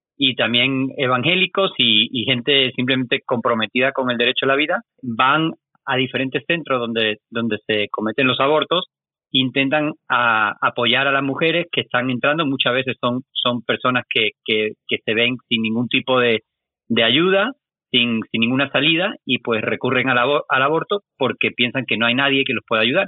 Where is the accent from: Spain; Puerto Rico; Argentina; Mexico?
Spain; yo soy de España